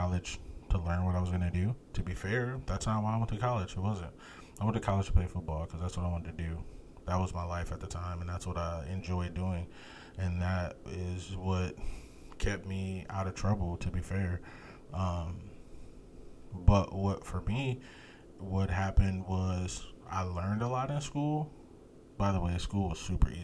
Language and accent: English; United States; I'm an American